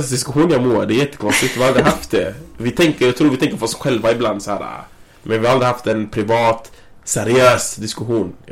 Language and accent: Swedish; Gothenburg, Västra Götaland, Sweden; när jag växte upp i Göteborg